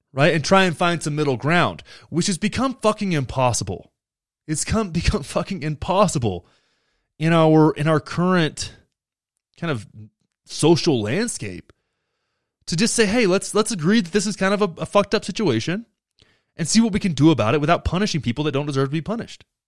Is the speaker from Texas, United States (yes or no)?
yes; Texas, United States; I grew up in Texas